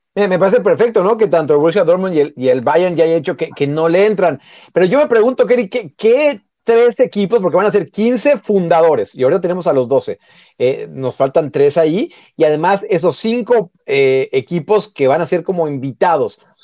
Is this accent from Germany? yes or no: no; Mexico; nosotros como mexicanos